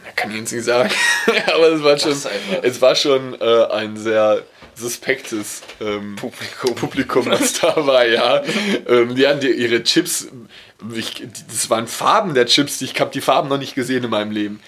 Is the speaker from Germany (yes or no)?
yes; Dortmund, North Rhine-Westphalia, Germany; Ich, ich komme aus Dortmund